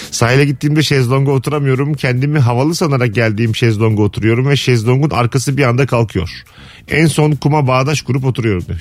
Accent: Ankara, Turkey; Yok ben de Ankaralıyım abi.

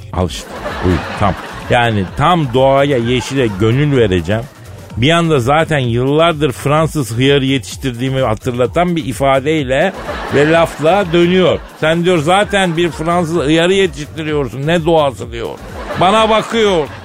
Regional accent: Turkey; Türküz kardeşim biz

